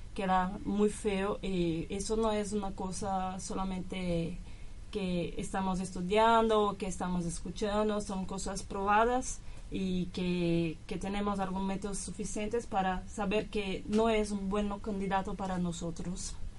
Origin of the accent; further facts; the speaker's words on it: São Paulo, Brazil; Spanish is a second language; moved away as an adult; now in Argentina; de Brasil, São Paulo